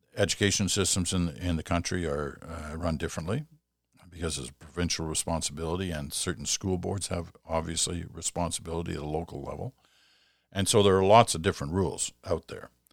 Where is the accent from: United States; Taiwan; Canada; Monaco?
Canada; Quebec; proud as a Quebecer and proud as a Canadian